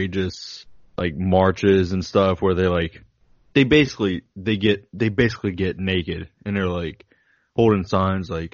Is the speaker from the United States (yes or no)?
yes; United States; I'm American. I'm not Australian.